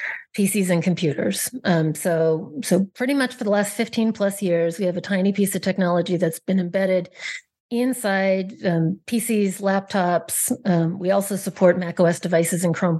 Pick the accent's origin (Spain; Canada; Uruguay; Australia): Canada; moved away as an adult; also born or lived in Silicon Valley; I'm originally Canadian. I first got to move to Silicon Valley